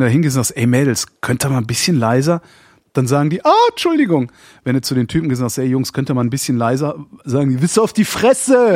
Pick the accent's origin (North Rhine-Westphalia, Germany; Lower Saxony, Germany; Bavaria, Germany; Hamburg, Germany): North Rhine-Westphalia, Germany; Erftstadt; von da, wo ich groß geworden bin, nämlich Erftstadt